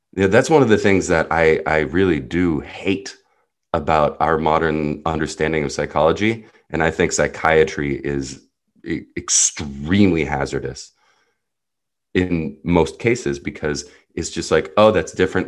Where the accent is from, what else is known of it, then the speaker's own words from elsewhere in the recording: New Jersey, United States; first language Hebrew; English is a second language; also born or lived in Jerusalem, Israel; I was born in Jerusalem, Israel, grew up in New Jersey